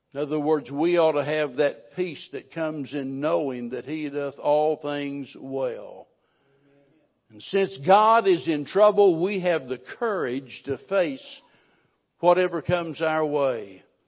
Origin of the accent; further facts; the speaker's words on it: the Ozarks, Missouri, United States; I was raised in the Ozarks